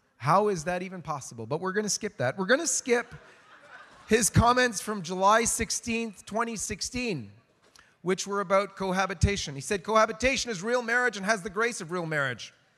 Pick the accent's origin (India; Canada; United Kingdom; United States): Canada; in Canada, my home country